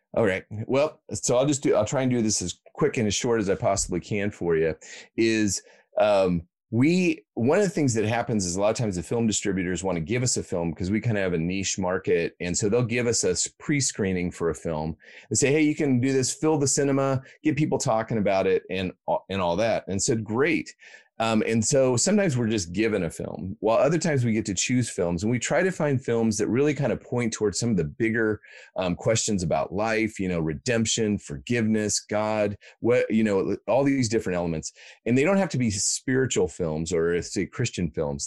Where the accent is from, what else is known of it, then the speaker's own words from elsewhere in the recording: Iowa, United States; moved away as an adult; also born or lived in Baltimore, United States; now in Australia; I grew up in Iowa, in the middle part of the United States